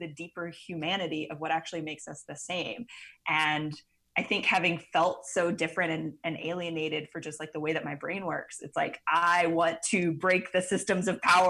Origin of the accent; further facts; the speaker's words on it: Mississippi Gulf Coast, South Mississippi, United States; now in New Orleans, United States; I grew up in South Mississippi on the Mississippi Gulf Coast